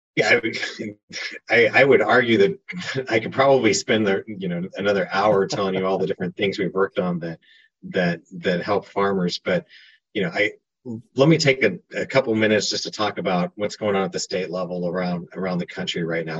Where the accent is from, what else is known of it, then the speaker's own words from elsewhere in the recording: Kansas, United States; moved away as an adult; now in Washington, D.C., United States; I'm originally from Kansas.